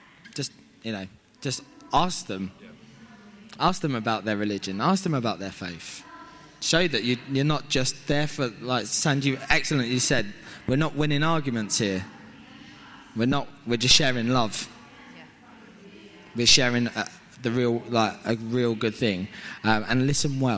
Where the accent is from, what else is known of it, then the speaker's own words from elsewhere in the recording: Isle of Sheppey, South East England, United Kingdom; moved away; It's my hometown, but I'd been away for a long time.